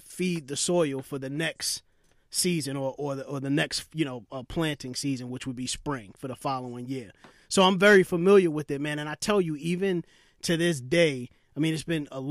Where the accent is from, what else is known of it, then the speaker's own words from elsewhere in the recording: New York City, New York, United States; I grew up in Brooklyn